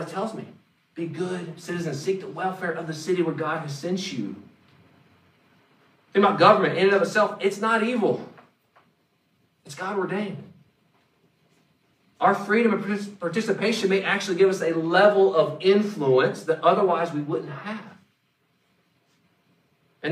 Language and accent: English; Mooresville, North Carolina, United States; moved away; I grew up in Race City, USA